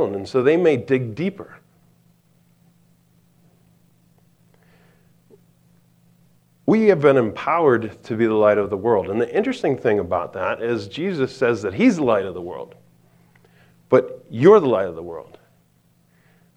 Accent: East Coast, United States; now in Montana, United States; I'm from the East Coast

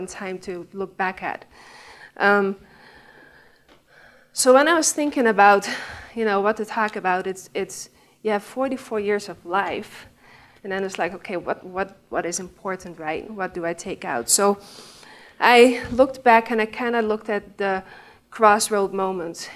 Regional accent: Netherlands; English is a second language; moved away; I'm from the Netherlands. I mean, you can tell my accent, and I've tried to cover that up in the beginning, but I gave up

